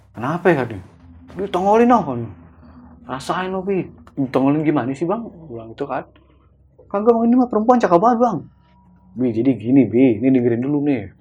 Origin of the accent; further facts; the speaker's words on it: Pandeglang, Banten, Indonesia; karena kan gue orang asli Pandeglang bang